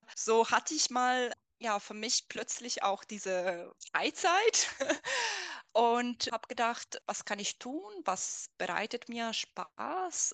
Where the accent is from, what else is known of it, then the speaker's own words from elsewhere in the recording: Italy; first language Italian; German is a second language; moved away as an adult; now in Germany; dann ging ich zurück zu meinem, zu meinem Heimatland, äh, also nach Italien.